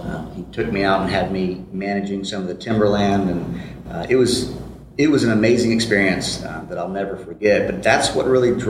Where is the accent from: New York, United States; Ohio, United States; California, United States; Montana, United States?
Ohio, United States; Columbus; also born or lived in Boulder, Colorado; I grew up in Columbus, went to grade school, middle school, high school here, left and swore I'd never come back. It was 1997.